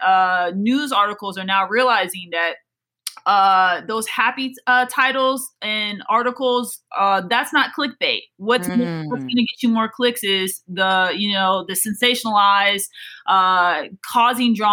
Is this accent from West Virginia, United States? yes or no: no; Des Moines, Iowa, United States; moved away as an adult; also born or lived in Louisiana; I grew up in Des Moines, Iowa, it's not really the track mecca